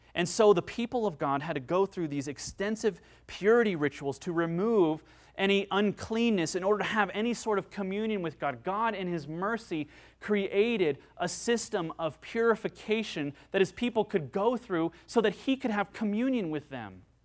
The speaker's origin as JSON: {"language": "English", "country": "United States", "said": "I'm an American."}